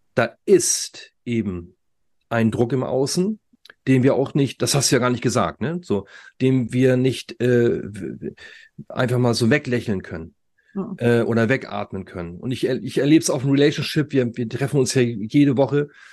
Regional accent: Germany; bei uns in Deutschland

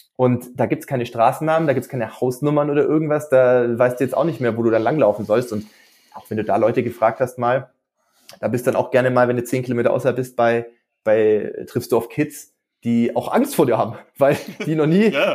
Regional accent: Stuttgart area, Baden-Württemberg, Germany; moved away as an adult; now in Regensburg, Germany; gebürtig aus der Stuttgarter Gegend, aber wie gesagt, vorher äh, nach, nach dem Abitur nach Regensburg relativ früh gekommen zum Studieren 2007

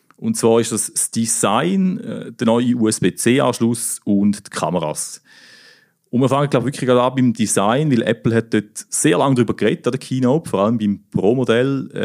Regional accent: Thurgau, Switzerland; ich komme ja aus dem Thurgau, oder? Im Obstgarten von der Schweiz. Und äh, meine Mutter hat früher zu Frauenfeld auf dem Markt immer Grafenstein

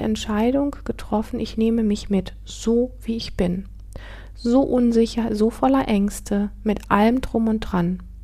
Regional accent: Northern Germany, Germany; moved away as an adult; meinen Heimatort verlassen. Ich bin mit 19 von, ähm, vom nördlichen Teil Deutschlands in den südlichen Teil gezogen

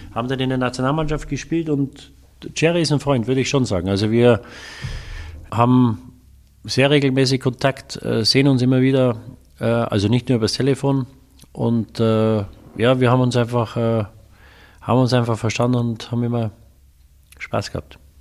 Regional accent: Munich, Bavaria, Germany; also born or lived in Waldsassen; ich bin ja in München aufgewachsen

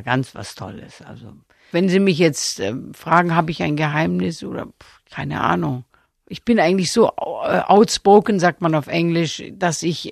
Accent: Stuttgart, Baden-Württemberg, Germany; Ich bin ja auch in Stuttgart geboren

